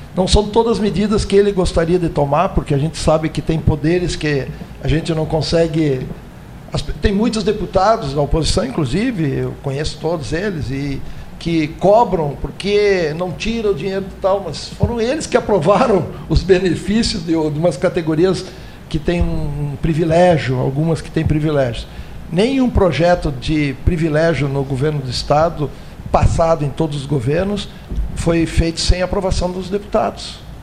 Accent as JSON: {"language": "Portuguese", "area": "Greater Porto Alegre", "region": "Rio Grande do Sul", "country": "Brazil", "said": "eu sou da Grande Porto Alegre, fui prefeito em Cachoeirinha"}